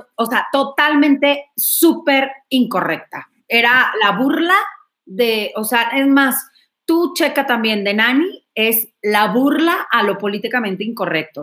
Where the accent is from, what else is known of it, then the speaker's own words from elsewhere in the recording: Monterrey, Nuevo León, Mexico; Yo soy de Monterrey, allá en Monterrey